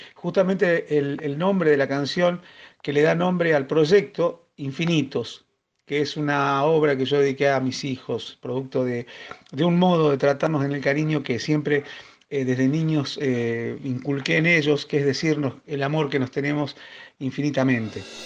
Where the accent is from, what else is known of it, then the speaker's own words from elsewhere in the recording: Río Turbio, Santa Cruz, Argentina; soy de Río Turbio, provincia de Santa Cruz, la capital argentina del carbón